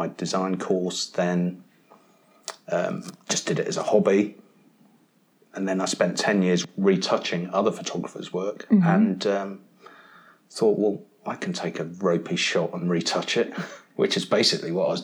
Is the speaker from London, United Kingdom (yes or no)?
no; near Brighton and Worthing, South East England, United Kingdom; also born or lived in Mumbles, Wales / Penarth, Wales; I'd kind of grown up near Brighton and Worthing and spent a lot of time down at those places.